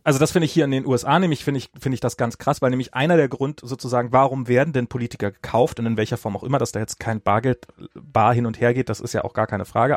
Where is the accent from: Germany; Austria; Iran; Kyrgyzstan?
Germany; now in United States; als Deutscher